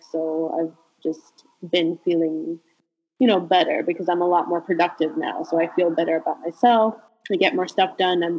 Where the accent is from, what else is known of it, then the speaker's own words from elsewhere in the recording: Sint Maarten; now in United States; all throughout my time growing up in St. Martin, I never had them.